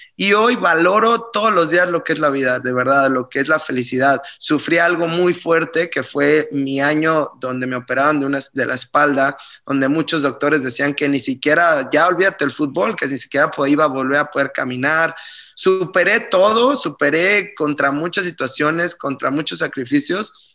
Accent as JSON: {"language": "Spanish", "country": "Mexico", "also_born_or_lived": "Germany", "moved": "as an adult", "said": "empecé a mis 23 años cuando salí de México"}